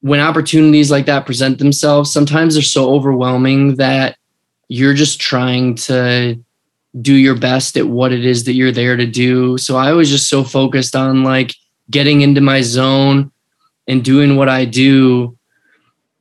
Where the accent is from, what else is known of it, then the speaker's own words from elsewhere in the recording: Flint, Michigan, United States; my hometown location of Flint, Michigan